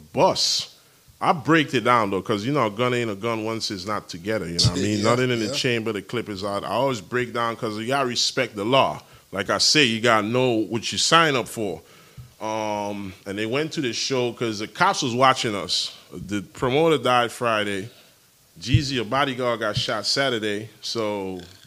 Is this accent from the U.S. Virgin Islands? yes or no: yes; U.S. Virgin Islands; The Virgin Islands is three islands. St. Thomas, St. John, St. Croix. I'm from St. Thomas